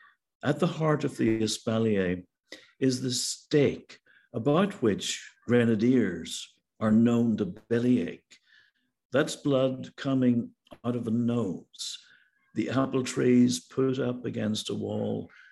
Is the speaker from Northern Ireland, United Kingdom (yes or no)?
yes; County Armagh, Northern Ireland, United Kingdom; moved away as an adult; now in United States; Where I was brought up in County Armagh, North Armagh, the Bramley is very much to the fore.